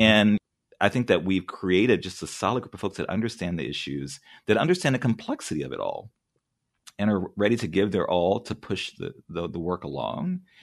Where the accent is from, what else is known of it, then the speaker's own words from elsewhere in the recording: New Orleans, Louisiana, United States; moved away; also born or lived in California / Memphis; I grew up in New Orleans.